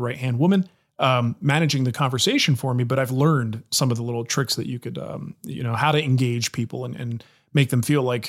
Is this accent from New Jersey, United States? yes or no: yes; New Jersey, United States; I'm from New Jersey